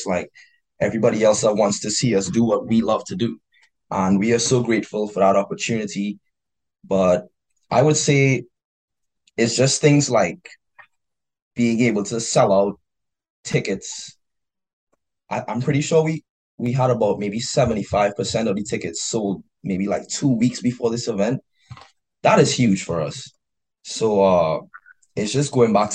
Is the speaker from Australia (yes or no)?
no; Trinidad & Tobago; moved away as an adult; now in Washington, D.C., United States; I'm an international student, so I come from Trinidad and Tobago